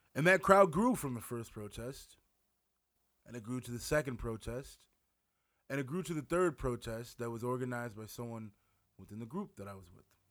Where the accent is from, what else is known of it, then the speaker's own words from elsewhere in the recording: Wisconsin, United States; now in Winona, United States; I live in Winona, Minnesota. I'm from Wisconsin.